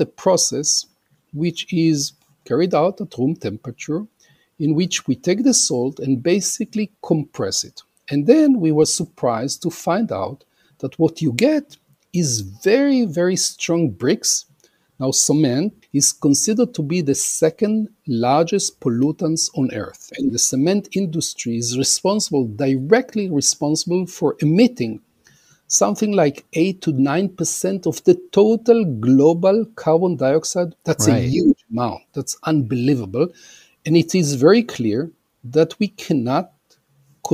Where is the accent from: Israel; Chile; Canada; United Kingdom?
Israel; also born or lived in Argentina / Austin, Texas, United States; I was born in Argentina, immigrated to Israel a long time ago, and actually grew up in Israel